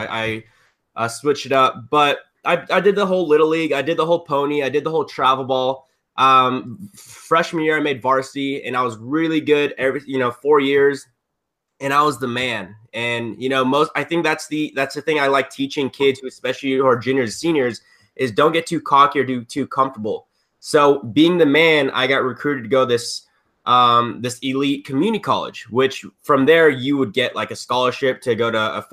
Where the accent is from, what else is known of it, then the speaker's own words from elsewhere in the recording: Southern California, United States; I'm from Southern California